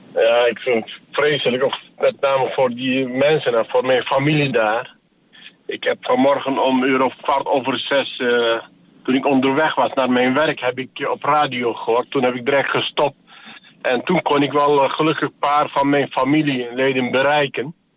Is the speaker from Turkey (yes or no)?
yes; Iskenderun, Hatay, Turkey; now in Netherlands; dat is mijn geboortestad